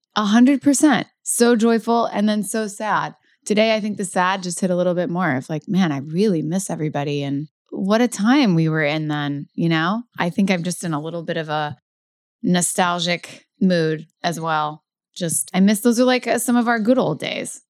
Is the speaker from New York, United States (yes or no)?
no; Louisville, Kentucky, United States; moved away; in Louisville, in my hometown